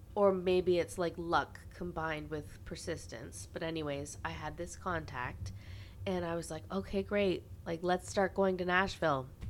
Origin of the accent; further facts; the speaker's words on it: Carleton Place, Ontario, Canada; Franklin, Tennessee is the sister city of my hometown, Carlton Place, Ontario